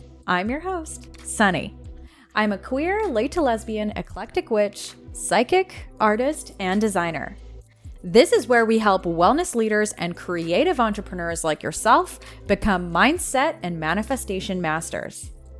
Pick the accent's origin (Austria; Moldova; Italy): Moldova; born there; also born or lived in Canada / Israel; My family and I was born in Moldova. We lived in Canada. We were almost deported. We had to leave the country. And we lived in Israel for 3 to 4 years of my life.